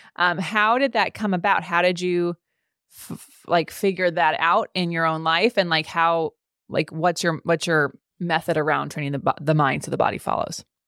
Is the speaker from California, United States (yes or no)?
yes; California, United States; as a Californian